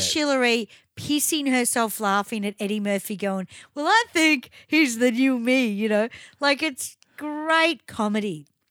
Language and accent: English; Melbourne, Victoria, Australia; I grew up in Chadstone